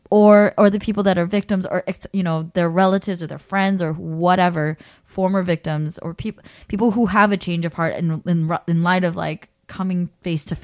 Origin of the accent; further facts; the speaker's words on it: California, United States; I'm from the Bay.